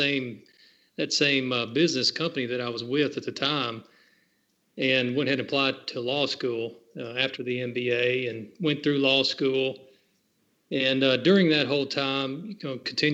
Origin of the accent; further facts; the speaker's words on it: Franklin, Tennessee, United States; moved away as an adult; also born or lived in Montgomery, Alabama; now in Murfreesboro, United States; Born and raised in Franklin, Tennessee.